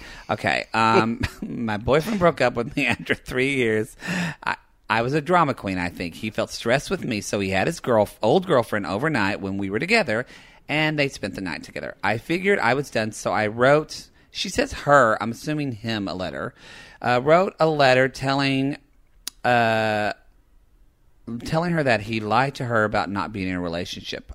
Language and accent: English; the South, Southern United States, United States; accent: Southern; being, like, Southern with my accent